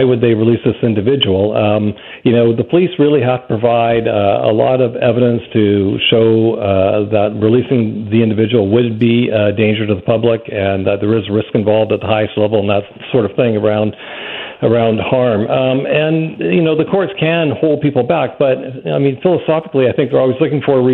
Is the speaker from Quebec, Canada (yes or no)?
no; Vancouver, British Columbia, Canada; I grew up in Vancouver, and I've always felt Vancouver to be a very safe city